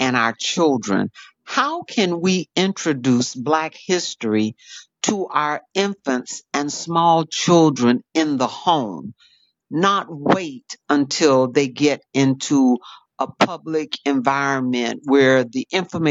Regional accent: Florida, United States; Florida, which is my home state, born and raised there.

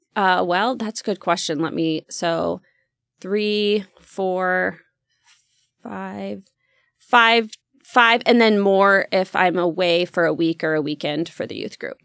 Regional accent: Roseburg, Oregon, United States; grew up in the country in Roseburg area

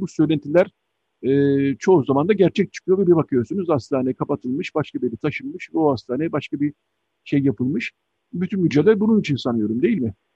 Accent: Istanbul, Turkey; ben e, Şişli'de doğdum, büyüdüm

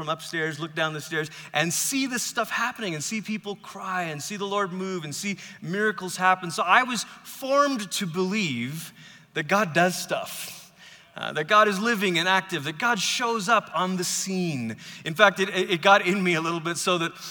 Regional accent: Malaysia; now in United States; I grew up in Malaysia. I've lived in America now for 23 years

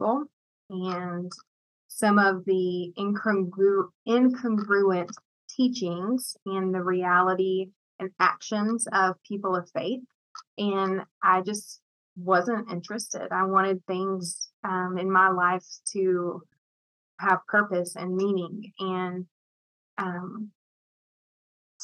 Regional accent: East Tennessee, United States; also born or lived in Murfreesboro, Tennessee; I was born in East Tennessee

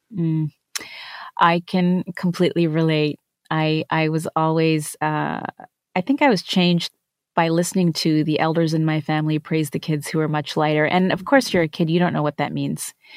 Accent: Canada; also born or lived in India; now in United States; As an Indian-born, Canadian-raised American woman

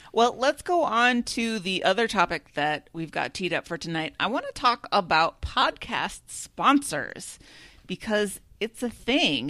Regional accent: Minnesota, United States; as a Minnesotan

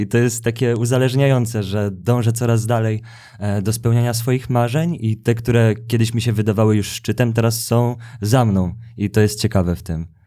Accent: Gdańsk, Pomeranian Voivodeship, Poland; moved away as an adult; also born or lived in Kraków; now in Warsaw, Poland; jestem z Gdańska. I, I od razu po liceum przeprowadziłem się do Krakowa

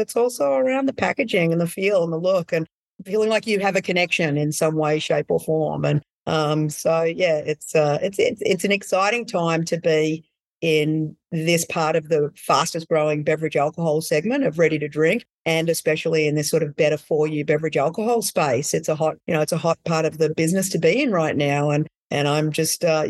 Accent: Australia; moved away as an adult; now in California, United States; I'm Australian

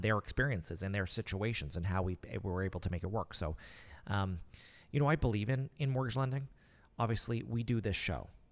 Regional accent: Nova Scotia, Canada; I live and work, and I'm from Nova Scotia.

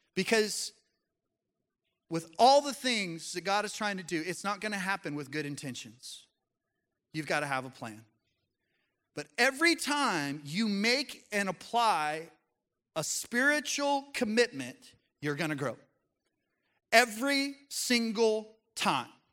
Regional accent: Colorado, United States; moved away as an adult; now in Arkansas, United States; I was born and raised in Colorado, but I've been here for almost twenty years now.

